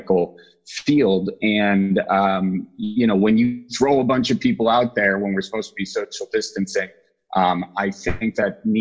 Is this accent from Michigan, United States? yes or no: no; Wisconsin, United States; accent: Midwest; So I'm from Wisconsin